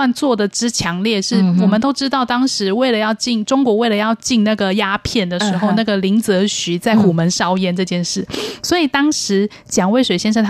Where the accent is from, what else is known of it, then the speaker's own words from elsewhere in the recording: Taipei, Taiwan; 我是台北长大的，